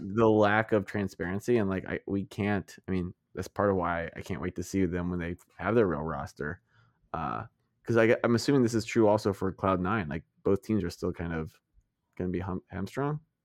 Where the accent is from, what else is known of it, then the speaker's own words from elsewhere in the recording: United States; I'm an American